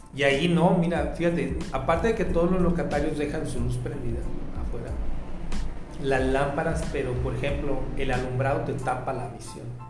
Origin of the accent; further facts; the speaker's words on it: Guadalajara, Jalisco, Mexico; nosotros como tapatíos